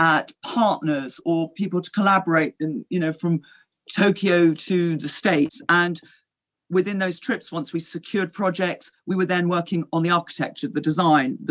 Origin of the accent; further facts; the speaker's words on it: London, United Kingdom; also born or lived in Gstaad, Switzerland; I grew up in London, and certainly in my formative years, I was at school there